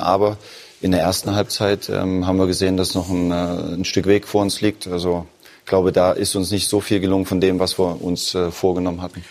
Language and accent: German; eastern Germany, Germany; moved away; aus dem Osten der Republik, aus meiner Heimat.